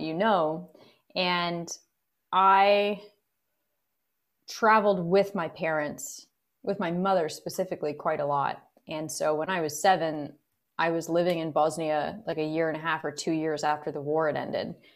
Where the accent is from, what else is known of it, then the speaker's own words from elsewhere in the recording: Kingston, Ontario, Canada; we grew up in Kingston in, in the suburbs.